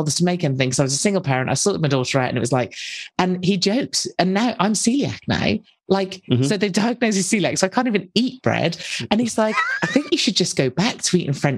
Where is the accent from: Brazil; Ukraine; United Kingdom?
United Kingdom; some crazy British woman